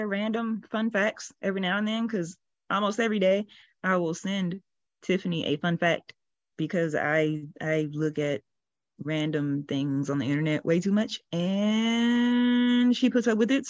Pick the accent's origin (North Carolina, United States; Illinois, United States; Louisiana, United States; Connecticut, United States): Louisiana, United States; moved away as an adult; Louisiana, born and raised.